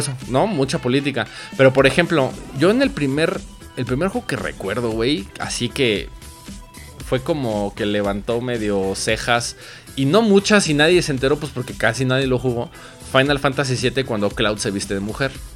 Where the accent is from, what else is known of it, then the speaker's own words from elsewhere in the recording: Mexico; nosotros como mexicanos